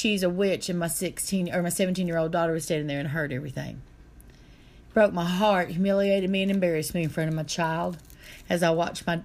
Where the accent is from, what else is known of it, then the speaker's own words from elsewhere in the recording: North Carolina side of Roan Mountain, United States; now in Tennessee, United States; I'm from the North Carolina side of Rome Mountain, Tennessee. In fact, my family owned that whole side of the mountain one time